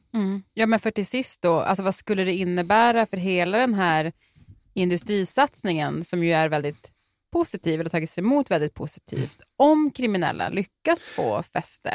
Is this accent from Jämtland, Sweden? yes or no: no; Piteå, Norrbotten County, Sweden; moved away; Jag är ju då från Piteå, som ju ligger lite mer norrut.